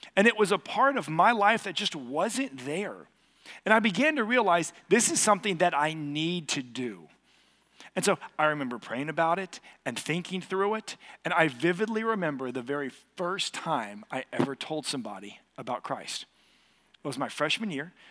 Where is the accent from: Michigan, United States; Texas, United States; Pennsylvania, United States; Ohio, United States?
Texas, United States; Katy; I grew up here in Katy